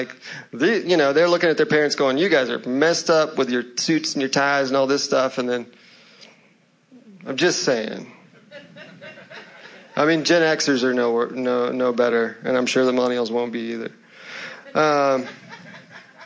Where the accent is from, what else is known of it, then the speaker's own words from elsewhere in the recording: Louisville, Kentucky, United States; now in Charlotte, United States; I was born in Louisville, Kentucky